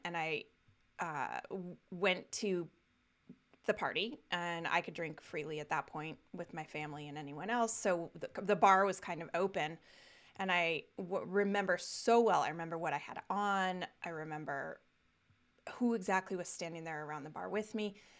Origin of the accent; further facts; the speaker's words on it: Castle Rock, Colorado, United States; I grew up in Colorado. Uh, lived there through, uh, right up through college.